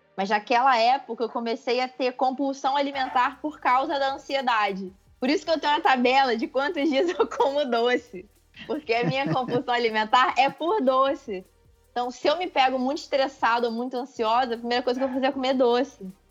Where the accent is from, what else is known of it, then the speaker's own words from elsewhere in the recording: Macaé, Rio de Janeiro, Brazil; eu sou de Macaé, não sou do Rio